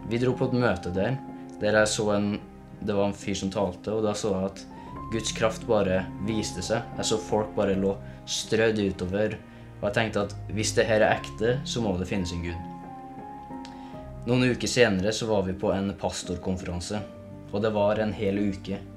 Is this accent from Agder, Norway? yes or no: no; Levanger, Trøndelag, Norway; Jeg vokste opp i Levanger med en veldig voldelig far som sitter nå i fengsel.